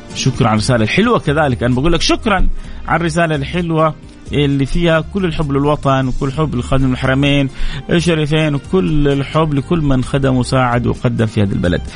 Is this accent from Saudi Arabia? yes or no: yes; Saudi Arabia; هنا في مملكتنا وعندنا في مكه